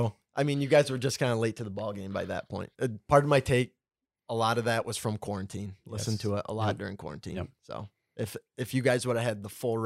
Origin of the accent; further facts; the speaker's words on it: Clare, Michigan, United States; born and raised in Clare.